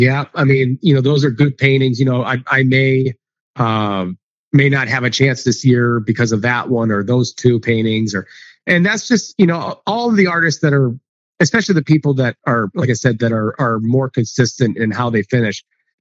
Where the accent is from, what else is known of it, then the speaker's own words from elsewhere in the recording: Ohio, United States; moved away; growing up in Ohio